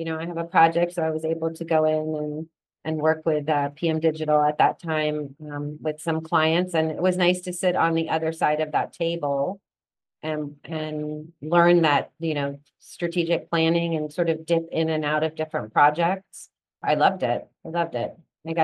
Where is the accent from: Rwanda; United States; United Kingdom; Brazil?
United Kingdom; England; You know, growing up in England, I was actually taught to handwrite with a fountain pen in calligraphy. That's how at age 5 or 6, they taught us to write.